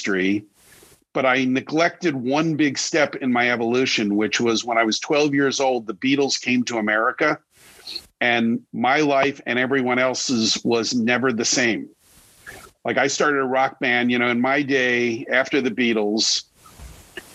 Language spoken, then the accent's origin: English; Long Island, New York, United States; I grew up on Long Island outside of New York